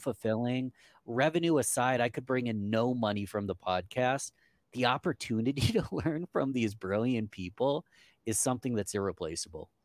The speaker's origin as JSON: {"language": "English", "town": "Rochester", "region": "New York", "country": "United States", "tie": "born or raised there", "said": "Rochester, New York, from my hometown"}